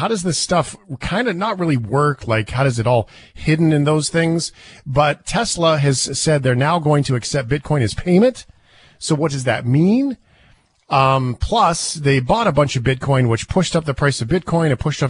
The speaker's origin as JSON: {"language": "English", "country": "Canada", "said": "as a Canadian"}